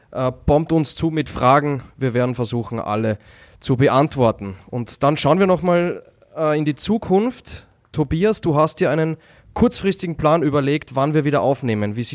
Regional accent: Austria; Ich als Österreicher werde mich vorwiegend mit dem ÖSV beschäftigen, alles rund um die österreichischen Skispringer

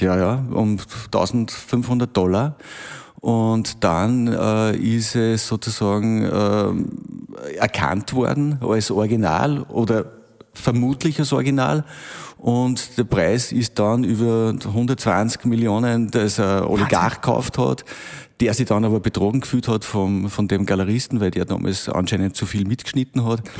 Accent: Braunau am Inn, Upper Austria, Austria; also born or lived in Linz; now in Wels, Austria; bin gebürtiger Braunauer

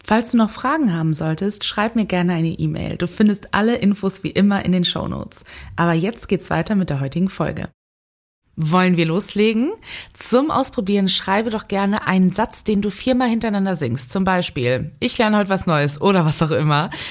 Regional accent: Cologne, North Rhine-Westphalia, Germany; ich als geborene Kölnerin

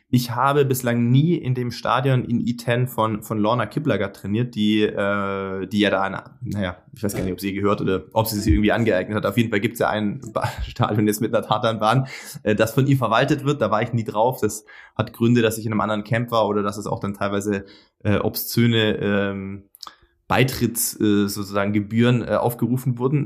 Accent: Sindelfingen, Baden-Württemberg, Germany; moved away; ich komme äh, als gebürtiger Schwabe hier aus dem Epizentrum äh, von einem großen deutschen Automobilkonzern

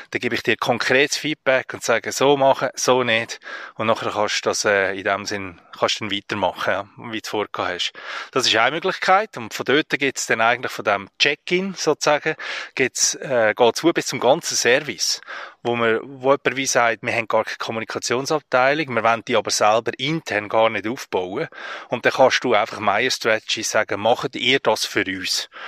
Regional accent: Central Switzerland, Switzerland; Ich bin in der Innerschweiz aufgewachsen, logischerweise umgeben von Bergen, ja, und bin dort schon immer ins Wanderlager früher.

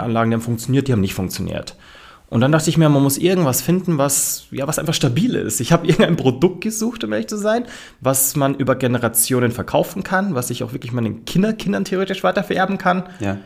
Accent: Munich, Bavaria, Germany; ich bin so mit meinem Stiefpapa bei so einem Urbayer aufgewachsen

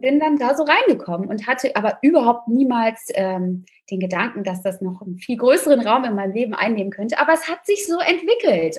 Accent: Rhineland, Germany; now in Berlin, Germany; Gebürtig bin ich aus dem Rheinland, ein rheinisches Mädchen

